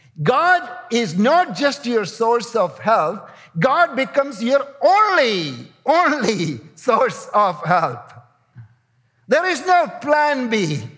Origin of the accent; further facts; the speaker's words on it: India; You know, I'm coming from India, and some of the largest slums in the world are in India.